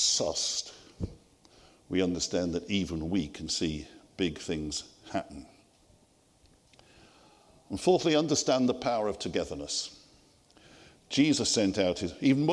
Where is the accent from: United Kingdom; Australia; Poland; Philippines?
United Kingdom; Liverpool, North West England; I grew up as a city boy in Toxteth area of Liverpool, just an ordinary guy